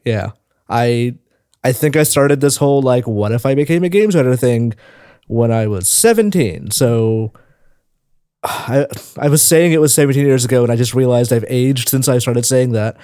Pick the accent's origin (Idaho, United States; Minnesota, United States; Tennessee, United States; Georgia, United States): Tennessee, United States; moved away as an adult; now in San Francisco, United States; I was born in Tennessee